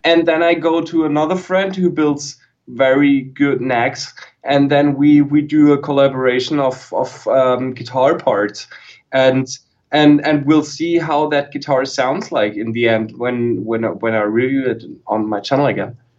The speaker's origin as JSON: {"language": "English", "country": "Germany", "second_language": "English", "said": "I YouTubed as a German"}